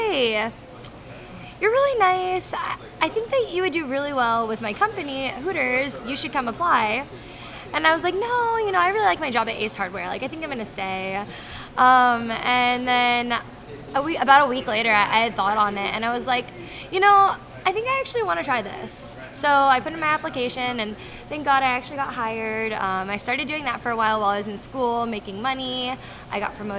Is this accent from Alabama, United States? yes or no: no; Florida, United States; I'm from Florida.